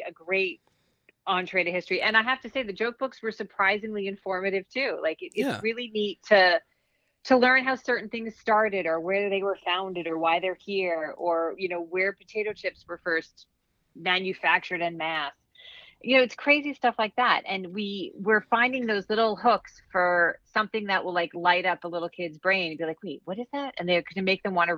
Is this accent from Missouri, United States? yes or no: no; Long Island, New York, United States; I grew up in New York State. I grew up on Long Island.